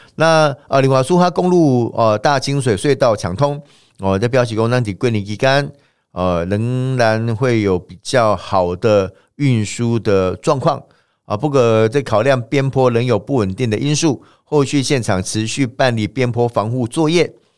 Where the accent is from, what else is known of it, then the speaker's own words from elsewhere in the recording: Taiwan; 我们台湾人过去以来长期的一个习惯、传统跟文化